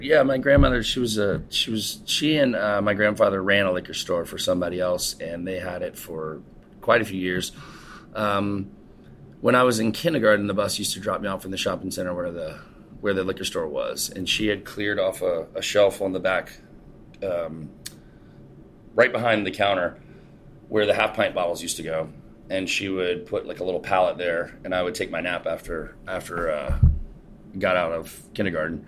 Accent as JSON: {"language": "English", "town": "Charleston", "region": "South Carolina", "country": "United States", "tie": "born or raised there", "also_born_or_lived": "Folly Beach, South Carolina", "said": "I grew up here in Charleston. Uh, I grew up over on James Island, which is just like one of the, I guess, one of the barrier islands to the city"}